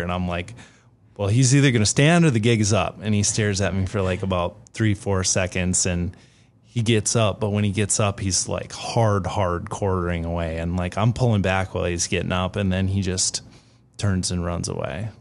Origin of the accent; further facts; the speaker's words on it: Minnesota, United States; I grew up in Minnesota